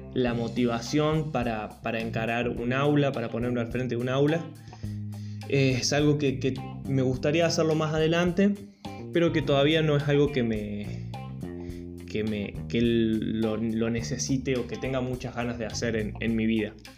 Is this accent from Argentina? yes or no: yes; a small town in the Sierras, interior of Córdoba, Argentina; now in Córdoba, Argentina; soy cordobés, vivo hace 10 años en la ciudad de Córdoba capital. no soy nacido acá, nací en un pueblito en la Sierra, en el interior de Córdoba